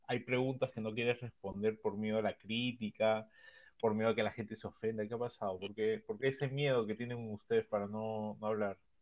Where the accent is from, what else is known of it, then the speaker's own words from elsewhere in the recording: Peru; todos los que participamos en este podcast, que lo que era, todos peruanos